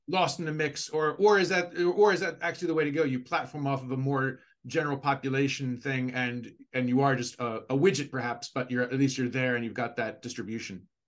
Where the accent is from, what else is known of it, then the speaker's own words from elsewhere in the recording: United States; now in Asia; I'm from the United States